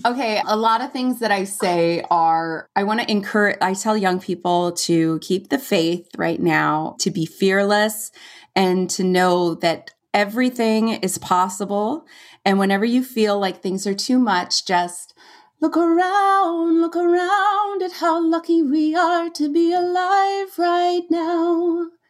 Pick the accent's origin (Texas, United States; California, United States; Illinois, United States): California, United States; Valencia; moved away as an adult; I went to Cal Arts, which was in my hometown.